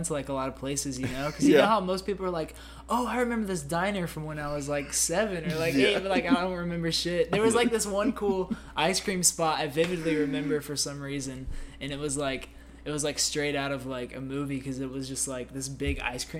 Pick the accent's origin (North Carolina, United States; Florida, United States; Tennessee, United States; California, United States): North Carolina, United States; Greensboro; also born or lived in Atlanta, Georgia / Cincinnati, Ohio; I moved here to Greensboro and it's like, you know, it's like 3rd, 4th grade